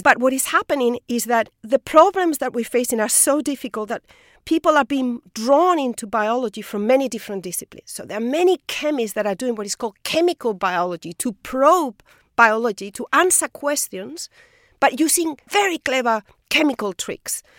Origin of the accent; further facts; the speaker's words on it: Spain; moved away as an adult; I'm from Spain. In Spain, people don't move.